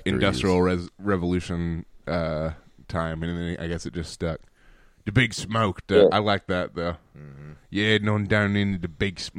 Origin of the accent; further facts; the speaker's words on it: Alabama, United States; We are two dudes from Alabama.